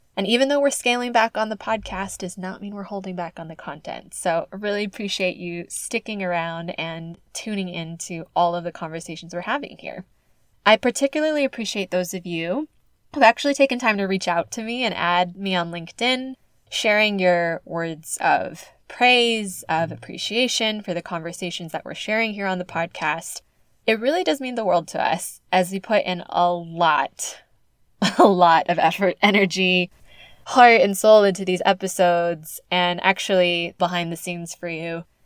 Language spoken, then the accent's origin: English; California, United States; Oakland, California, my home state